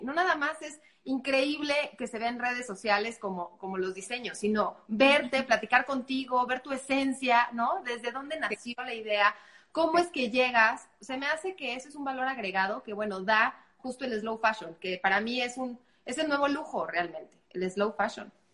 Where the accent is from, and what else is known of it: Mexico